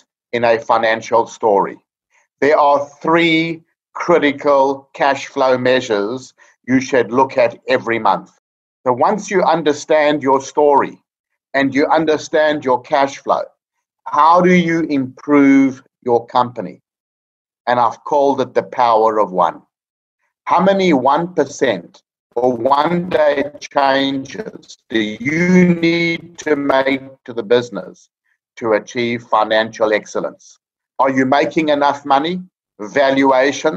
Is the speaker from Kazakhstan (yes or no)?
no; South Africa; moved away as an adult; now in Australia; I'm a South African chartered accountant living in Australia for the past 25 years